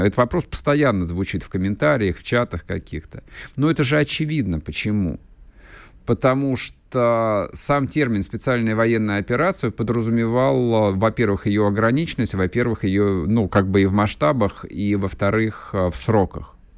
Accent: Russia; мы же, мы же больше не европейская страна

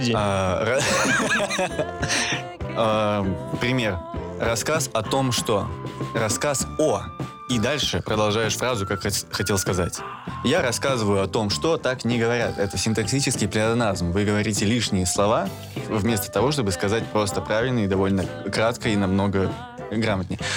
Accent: Sakhalin Oblast, Russia; Я родился на Сахалине, рядом с Японией, э, в, городе, который и был раньше японским

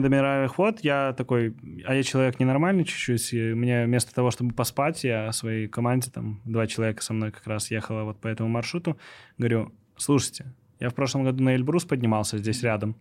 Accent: Minsk, Belarus; also born or lived in Moscow, Russia; я сам из Минска

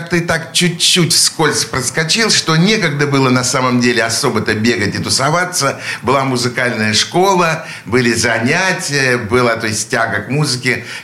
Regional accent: Saint Petersburg, Russia; Я родился в Питере, в Ленинграде, вернее.

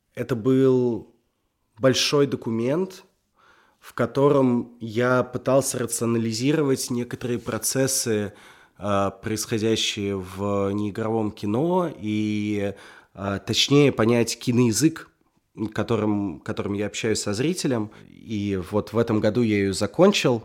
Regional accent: Russia; я русский

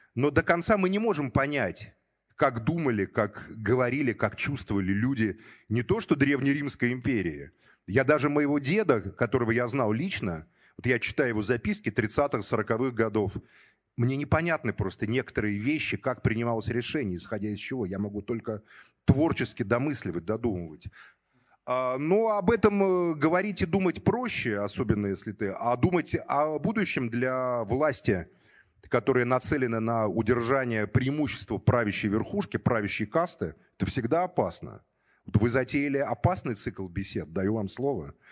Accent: Moscow, Russia; родился уже на Соколе, в Москве, учился в школе

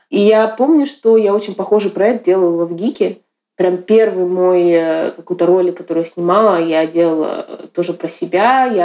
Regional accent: Yakutsk, Sakha Republic, Russia; Я родилась в 87 году, и я э, не из Москвы, я из Якутска. В Якутске современного искусства нет, в принципе, до сих пор.

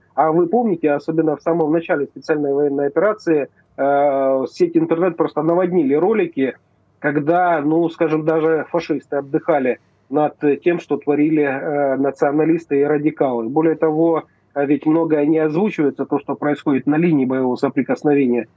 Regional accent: Novyi Svit, Donetsk Oblast, Ukraine; я родился в Старобешевском районе, поселок Кубачево, Новый Свет как раз. Вот это моя малая родина

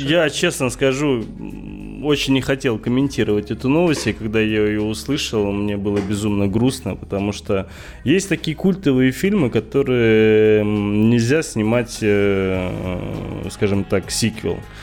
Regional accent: Dagestan, Russia; сам дагестанец

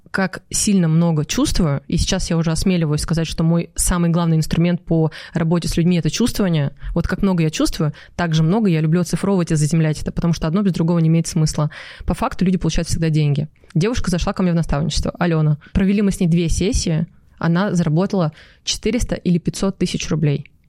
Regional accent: Novokuznetsk, Kemerovo Oblast, Russia; Я из Новокузнецка. И ты там сейчас живешь? Ну, я живу, но вот сейчас мы в Дубай переезжаем пока на время.

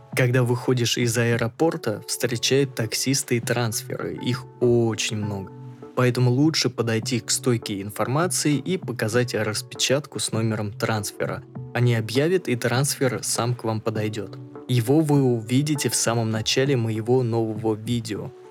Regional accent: Russia; ты из России

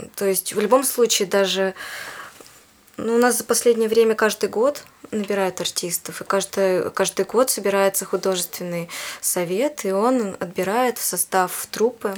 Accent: Yekaterinburg, Sverdlovsk Oblast, Russia; also born or lived in Khanty-Mansiysk; now in Moscow, Russia; Я сама из Екатеринбурга

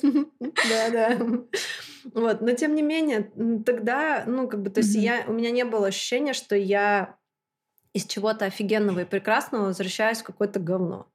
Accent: Chelyabinsk, Chelyabinsk Oblast, Russia; also born or lived in London; Я из Челябинска приехала 10 дней назад.

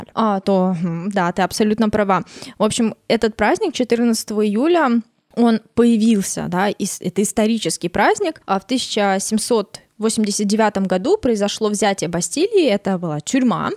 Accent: Russia; у нас просто какой-то тотал, да, вот тотал хранения елки

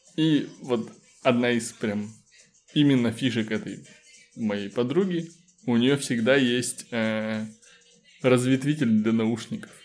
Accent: Kitovo, Russia; не в городе, а в моем родном селе в Китово

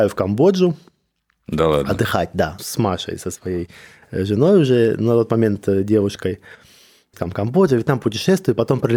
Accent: Georgia; я грузин, это Кавказ

